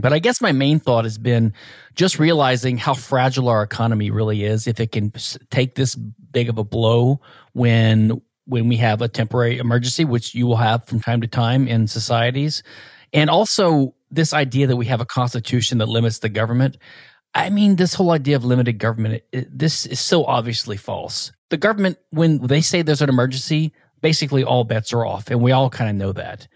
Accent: Louisiana, United States; I was basically from Louisiana, from a, a small town, rural area

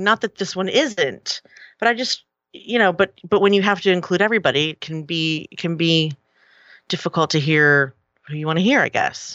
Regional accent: Philadelphia, Pennsylvania, United States; it was in Philly. It was, it was right here in my, in my hometown

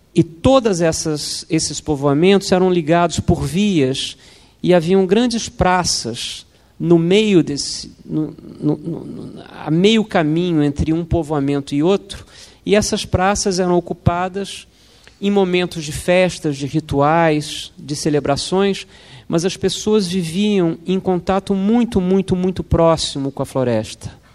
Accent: Brazil; como brasileiros

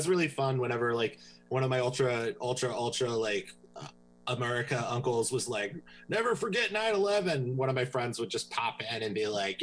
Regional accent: Tennessee, United States; I was raised in Tennessee.

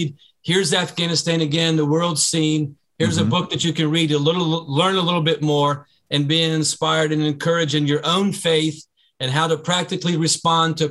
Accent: United States; I, as an American relief worker, humanitarian aid worker

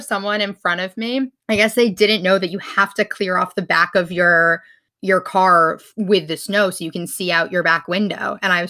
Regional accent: New York, United States; moved away; I'm from New York

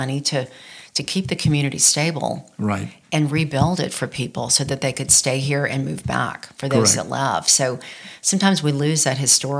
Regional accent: Baton Rouge, Louisiana, United States; moved away as an adult; now in Lafayette, United States; I grew up in Baton Rouge

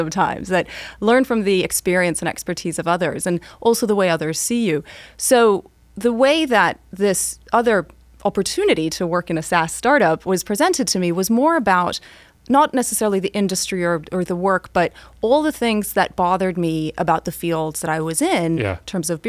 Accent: Switzerland; So growing up in Switzerland, learning to be very Swiss about things and very methodical and take things at face value ended up serving me well.

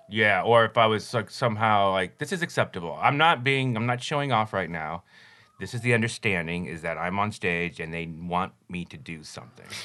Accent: Denver, Colorado, United States; I grew up in Colorado, Denver, Colorado

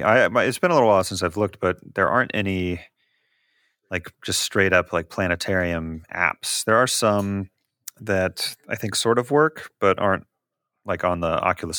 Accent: Kansas City, Missouri, United States; I hail from Kansas City, or at least the star system Kansas City, I guess, in our meta game here.

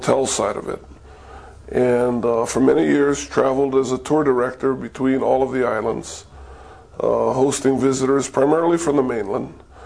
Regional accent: Honolulu, Hawaii, United States; also born or lived in Kona, Hawaii; I was born and raised in Waikiki, so I grew up around the beach, the zoo, the aquarium, and hotels.

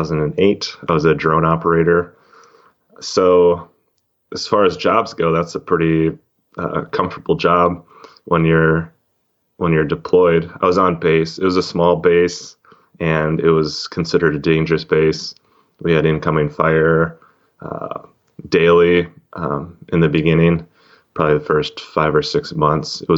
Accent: Wisconsin, United States; moved away as an adult; I grew up in Wisconsin

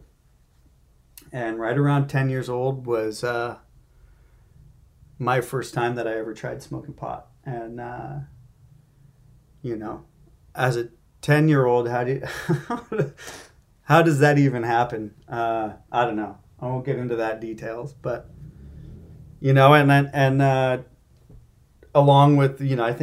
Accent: Marin County, California, United States; I grew up in Marin County.

